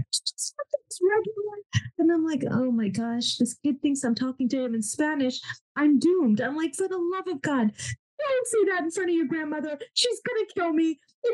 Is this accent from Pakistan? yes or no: yes; Pakistan; my faith, you know, being Muslim was higher on the pedestal than being Pakistani, you know, and there is a difference between, you know, national culture, Pakistani culture, and Islamic culture.